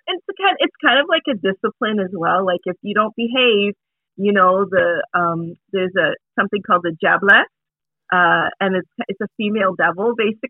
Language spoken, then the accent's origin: English; Toronto, Ontario, Canada; also born or lived in New York; I live in Toronto, Canada. Yeah, and I've grown up here. I was born in New York. My family lived in New York briefly. I was born there, but then I came to Canada when I was a little kid, like a toddler. So I'm Canadian, but yeah, I've lived here all my life